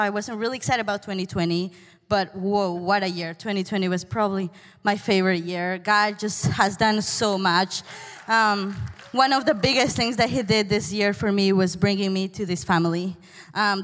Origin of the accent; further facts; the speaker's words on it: Peru; English is a second language; moved away; I'm from Peru, by the way. This is far away